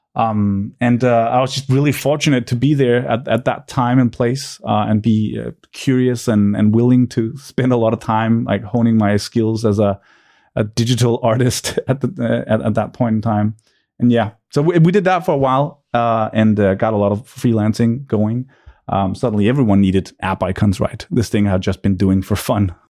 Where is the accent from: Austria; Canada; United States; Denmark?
Denmark; suburb of Copenhagen, Capital Region of Denmark; I grew up in a suburb, uh, to Copenhagen.